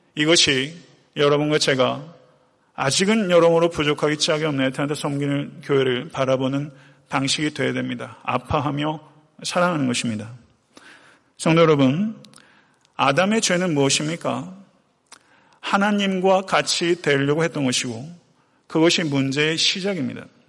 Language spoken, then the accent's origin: Korean; Buyeo, South Chungcheong, South Korea; moved away; 제 고향 부여에도 이런 작은 개울들이 많아요.